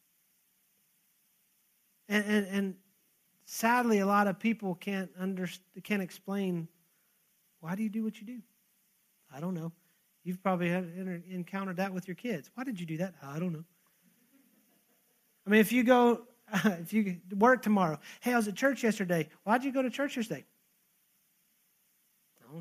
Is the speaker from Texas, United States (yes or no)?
yes; Texas, United States; I'm Texan